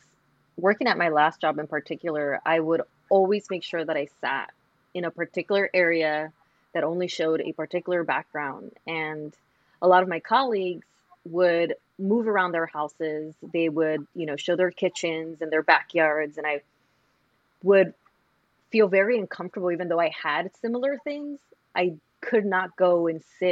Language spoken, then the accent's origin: English; Los Angeles, California, United States; growing up in South Central